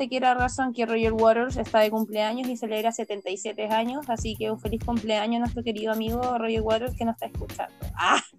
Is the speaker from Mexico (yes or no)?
no; Concón, Valparaíso, Chile; conozco N gente que le he dicho que soy de Concon y ellos dicen, ah, yo también, soy de Bosque. Bosque de Montemar, que yo te digo que es donde te digo que es como el lugar como más piola